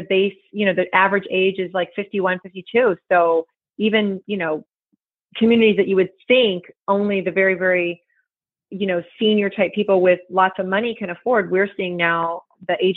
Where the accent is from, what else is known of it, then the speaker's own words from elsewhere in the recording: Naples, Florida, United States; also born or lived in Key West, Florida / Lakeland, Florida; I was raised here in Naples. My family moved here in 1977. Before that, we lived in Key West. And before that, I was born in Lakeland